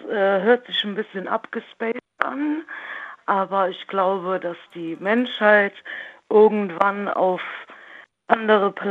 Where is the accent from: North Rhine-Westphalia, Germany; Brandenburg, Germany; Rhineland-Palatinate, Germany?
Rhineland-Palatinate, Germany; Nähe Trier.